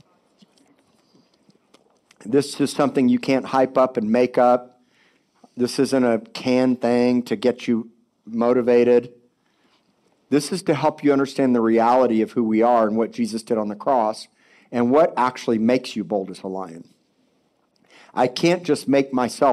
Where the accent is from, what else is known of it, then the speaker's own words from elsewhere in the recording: Miami Beach, Florida, United States; I was born in Cedars of Lebanon Hospital in Miami Beach, 1970